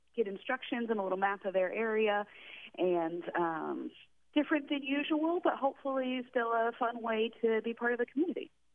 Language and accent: English; Texas, United States; also born or lived in West Coast; now in Astoria, United States; I'm originally from Texas, but I bounced around the West Coast a little bit